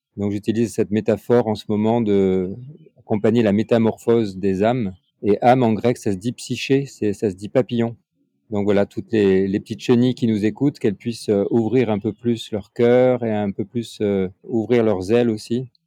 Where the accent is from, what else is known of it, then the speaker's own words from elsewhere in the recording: Nice, Provence-Alpes-Côte d'Azur, France; Je suis euh, dans la région de Nice. Je suis né à Nice et je suis d'origine italienne